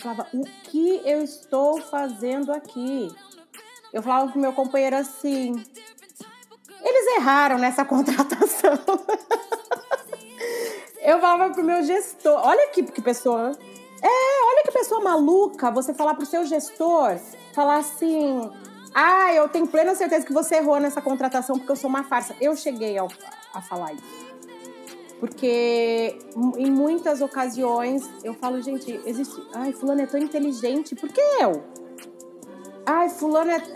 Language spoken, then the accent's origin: Portuguese; Ourinhos, São Paulo, Brazil; now in São Paulo, Brazil; Eu sou de Ourinhos, no interior de São Paulo, e cheguei a São Paulo, a cidade de São Paulo, em 2013.